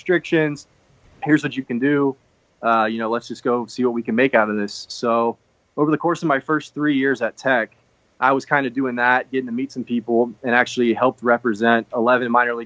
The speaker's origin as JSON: {"language": "English", "town": "Richmond", "region": "Virginia", "country": "United States", "tie": "born or raised there", "said": "born in Richmond, grew up in Richmond"}